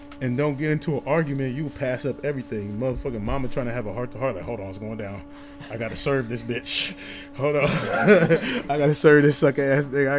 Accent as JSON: {"language": "English", "town": "Oakland", "region": "California", "country": "United States", "said": "I'm from Oakland"}